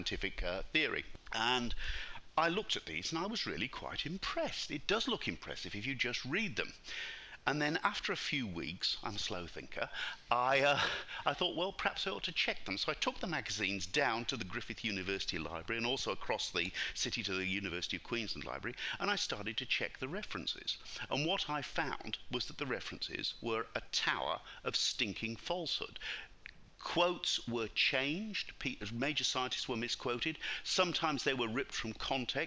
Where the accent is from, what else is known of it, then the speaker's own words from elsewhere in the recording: United Kingdom; accent: British; moved away as an adult; now in Brisbane, Australia; I'm British by birth, as my accent shows. I came out to Australia when I was 29 years old.